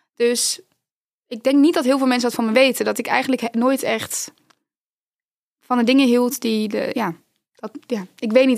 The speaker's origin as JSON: {"language": "Dutch", "region": "North Brabant", "country": "Netherlands", "said": "in Brabant, waar ik vandaan kom"}